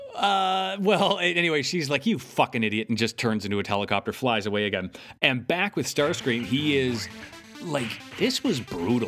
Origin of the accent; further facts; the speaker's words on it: Canada; I'm Canadian.